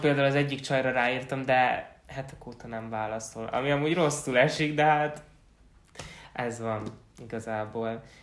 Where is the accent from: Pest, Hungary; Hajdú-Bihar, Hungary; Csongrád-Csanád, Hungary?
Pest, Hungary; Csömör; moved away; ugye amikor még csömörön laktunk, amikor még nagyon kis kicsike voltam